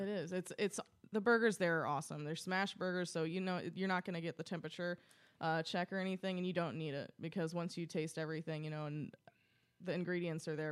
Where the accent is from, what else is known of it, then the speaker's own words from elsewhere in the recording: Paducah, Kentucky, United States; moved away as an adult; also born or lived in St. Louis / Louisville, Kentucky / Cincinnati, Ohio; I'm originally from Paducah, Kentucky, which is as, about far west in the state as you can get. Um, I lived there my entire life.